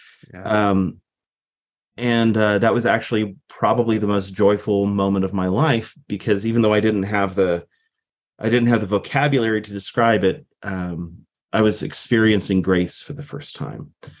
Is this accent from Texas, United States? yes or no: yes; Texas, United States; I was raised in South Texas as a Navy brat.